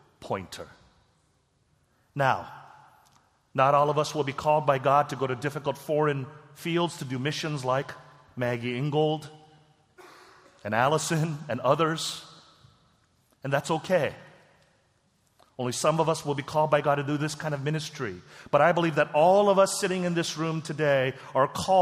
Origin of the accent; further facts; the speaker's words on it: South Korea; moved away; my home country, Korea